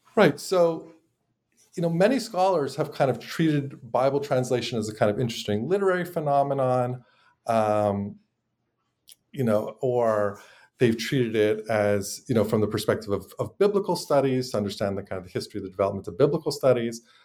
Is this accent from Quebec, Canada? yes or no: yes; Montreal, Quebec, Canada; moved away as an adult; now in United States; I'm originally from Montreal